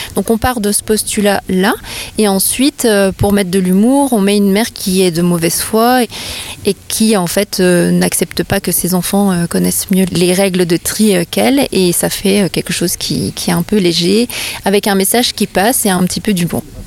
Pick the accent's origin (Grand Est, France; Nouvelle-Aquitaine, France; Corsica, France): Grand Est, France; Vosges; je suis comédienne humoriste vosgienne